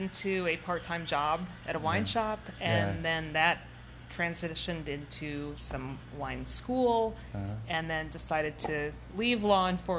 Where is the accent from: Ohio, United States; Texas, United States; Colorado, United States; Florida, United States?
Colorado, United States; Denver; moved away as an adult; now in Astoria, United States; Grew up in Colorado, Denver. Mm-hmm. Lived there most of my life. Moved out here about 11 years ago.